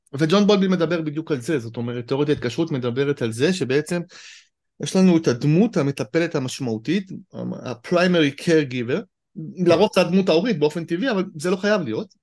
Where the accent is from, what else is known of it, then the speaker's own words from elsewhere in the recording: Israel; כישראלי אני תמיד אומר, אני חייתי בחו"ל כמה שנים